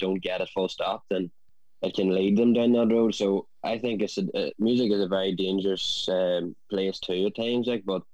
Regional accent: Kildress, Northern Ireland, United Kingdom; I'm from Kildress

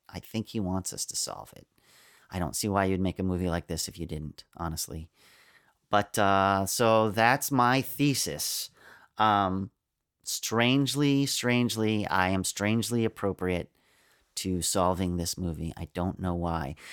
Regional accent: United States; I'm an American.

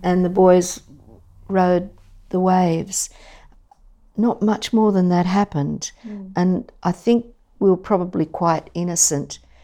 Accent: Sydney, New South Wales, Australia; I grew up in Mascot and then East Lakes

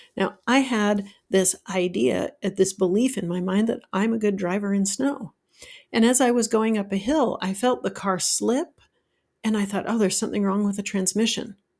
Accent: Utah, United States; now in Georgia, United States; I grew up in Utah where there was lots of snow and I learned to drive in the snow

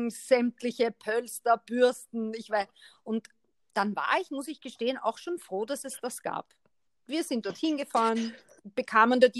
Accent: Austria; man muss schon hinter die Worte blicken, wenn man als Österreicher mit einem Deutschen, ich breche das jetzt so über den, über den Kamm

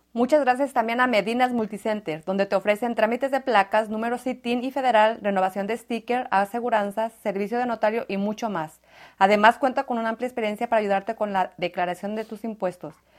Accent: Jalisco, Mexico; moved away

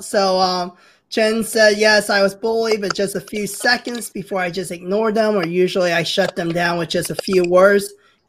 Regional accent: Midwest, United States; born or raised there; English is a second language; also born or lived in Hong Kong

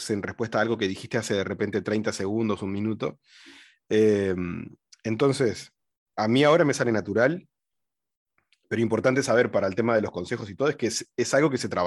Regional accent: Uruguay; Vivo en Uruguay, soy uruguayo y, malagueño, vivo en el Pinar, en Ciudad de la Costa, a 40 minutos de la capital de, Uruguay.

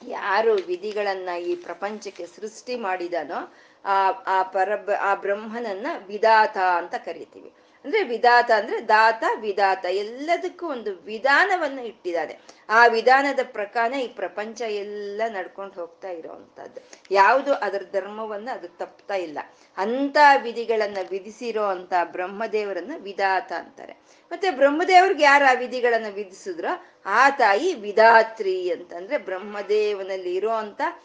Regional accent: India; ನಮ್ಮ ದೇಶ ಇದೆ ಭಾರತ ದೇಶ

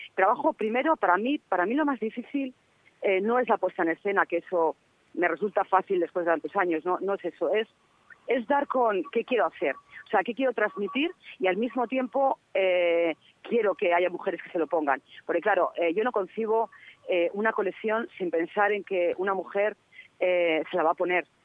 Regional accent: Castile and León, Spain; soy de Castilla y León

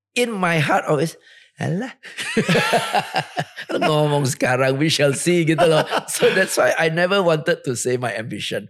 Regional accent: Singapore; moved away as an adult; now in Indonesia; Lahir di Singapura, besar di Singapura, sampai sekarang masih warga negara Singapura

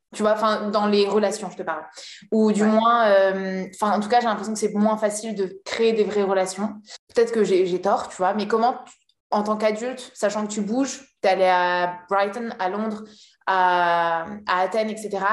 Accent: La Rochelle, Nouvelle-Aquitaine, France; je suis de La Rochelle

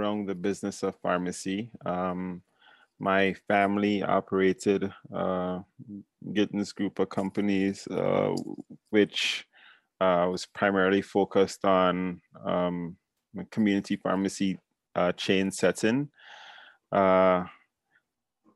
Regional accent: St. Paul's, Saint George, Grenada; moved away as an adult; also born or lived in Washington D.C., United States; now in United States; It's kind of, suburb setting, Grenada

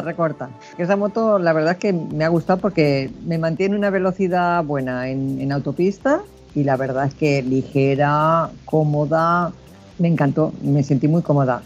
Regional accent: Badalona, Catalonia, Spain; yo soy de Badalona

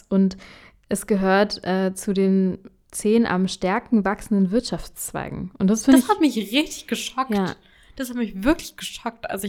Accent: India; also born or lived in Middle East; now in Germany; Als ich in Indien aufwuchs und Jahre später als Inderin im Nahen Osten und in Deutschland, wurde ich in vielerlei Hinsicht diskriminiert.

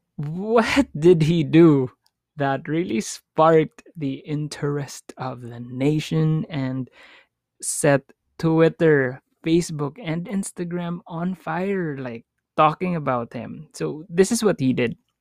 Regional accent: Philippines; as a Filipino

